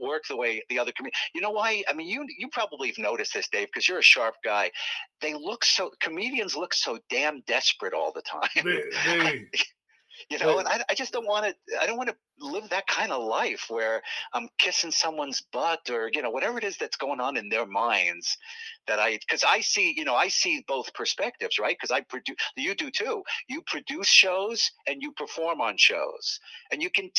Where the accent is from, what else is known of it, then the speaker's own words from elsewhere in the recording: New York City, New York, United States; I grew up in Manhattan, New York